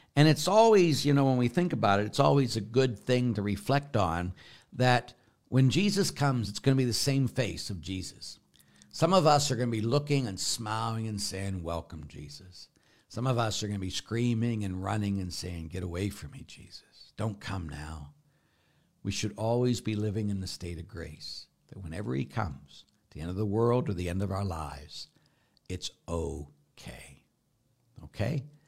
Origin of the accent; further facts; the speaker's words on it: Pittsburgh, Pennsylvania, United States; moved away; I grew up in Pittsburgh